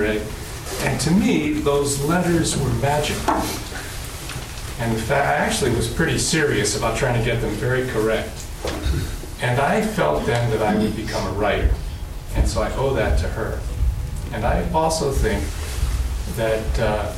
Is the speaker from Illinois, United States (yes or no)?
no; Connecticut, United States; I grew up in Connecticut, and grew up as a Catholic